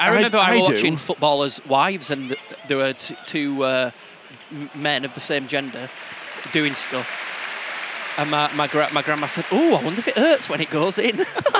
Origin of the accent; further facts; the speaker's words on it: Otley, Yorkshire and the Humber, United Kingdom; my hometown of Otley. It's a farm town